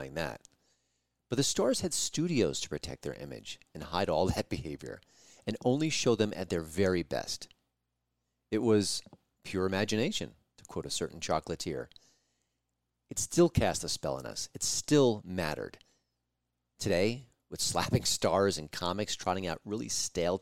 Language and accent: English; New York, United States; I listened to Howard Stern for like 20-plus years when I grew up in New York